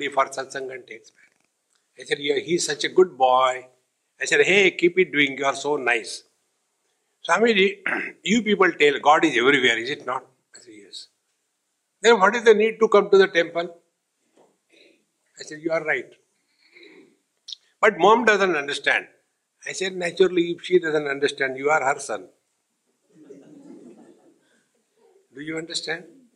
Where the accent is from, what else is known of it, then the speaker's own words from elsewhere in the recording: India; I am Indian